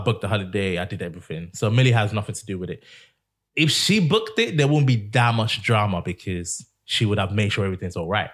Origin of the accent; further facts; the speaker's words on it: England, United Kingdom; I'm from England.